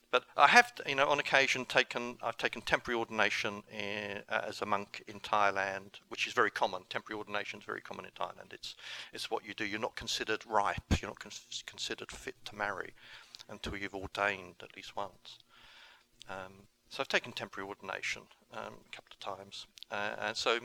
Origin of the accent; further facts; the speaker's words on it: England, United Kingdom; I went home to England, and that was October. In November 2009, I started a recovery group in my hometown